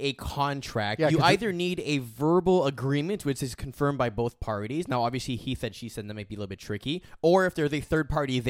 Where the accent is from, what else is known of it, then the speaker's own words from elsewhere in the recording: United States; Look, I'm American. I don't relate to him very well.